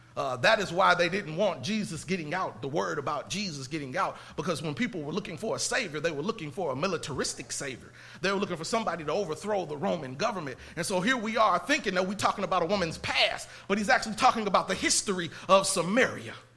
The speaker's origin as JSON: {"language": "English", "region": "Indiana", "country": "United States", "moved": "yes", "lives_now": "Texas, United States", "said": "I'm not from Texas. I'm from Indiana."}